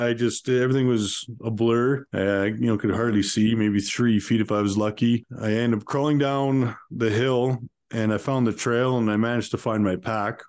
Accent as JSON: {"language": "English", "town": "Calgary", "region": "Alberta", "country": "Canada", "tie": "born or raised there", "said": "I grew up in uh, Calgary, Alberta"}